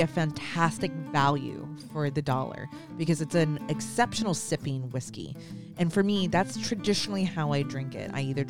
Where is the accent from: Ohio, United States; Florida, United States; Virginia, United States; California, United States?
Florida, United States; I'm from Florida